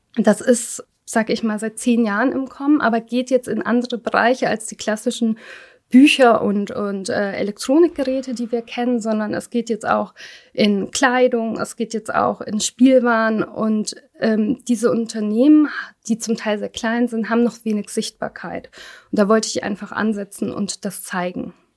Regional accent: Germany; ich bin nicht in Deutschland geboren, war aber noch sehr klein, als wir kamen. Und man kam halt so, ich sag mal, meine Eltern waren Ende zwanzig und ich war erst zwei Jahre

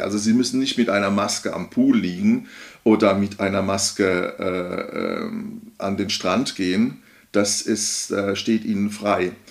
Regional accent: Odenwald, Hesse, Germany; ich komme aus dem Bodenwald

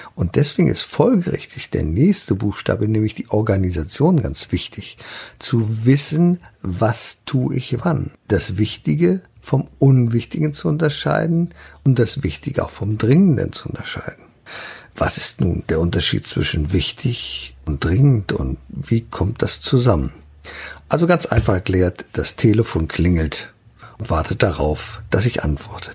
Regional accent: Germany; hier bei uns in Deutschland

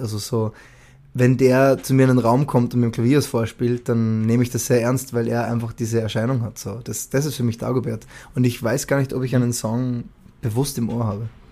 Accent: Salzburg, Austria; moved away; also born or lived in London; in meinem Heimatbundesland äh, Salzburg, wo ich, wo ich geboren bin

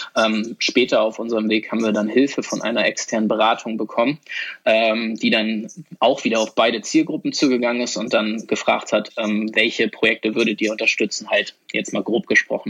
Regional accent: Hamburg, Germany; also born or lived in Sweden; ich komme nämlich auch aus Hamburg

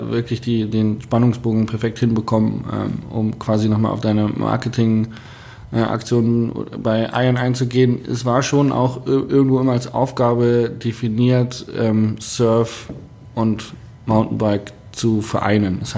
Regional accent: Hanover, Lower Saxony, Germany; Man ich komme, ja ich aus Hannover und ganz viele meiner Freunde aus Hannover

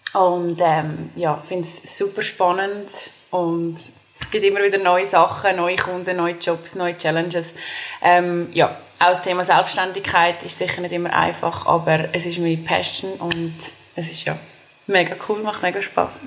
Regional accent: Dallenwil, Nidwalden, Switzerland; moved away; ich bin ursprünglich aus Nidwalden. Das ist, ähm, in, also ich bin in Dallewil geboren. Es ist ein kleines Dörfchen in Nidwalden

